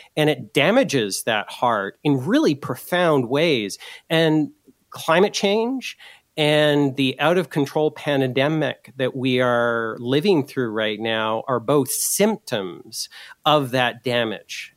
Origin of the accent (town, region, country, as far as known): Canada